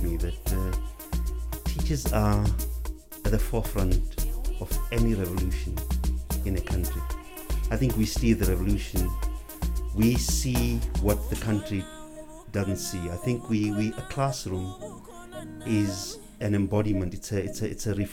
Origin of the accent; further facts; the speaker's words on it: Johannesburg, Gauteng, South Africa; also born or lived in Rabie Ridge; I was brought up, born and bred in Alexander Township